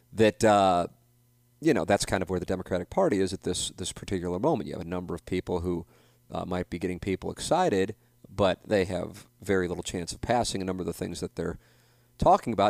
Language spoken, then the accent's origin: English; St. Louis, Missouri, United States; moved away; my classmates from Saint Louis University High School